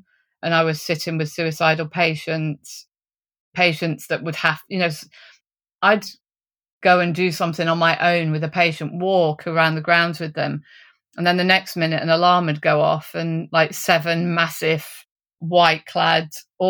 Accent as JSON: {"language": "English", "region": "East Midlands", "country": "United Kingdom", "said": "So I came from Derbyshire. I was working in a nursing home."}